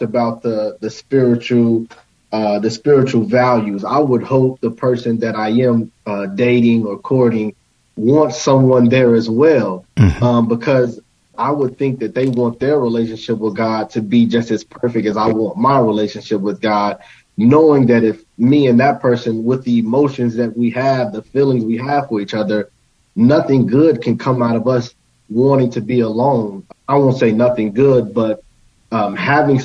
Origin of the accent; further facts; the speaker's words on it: Maywood, Illinois, United States; moved away; I'm from Maywood, Illinois, originally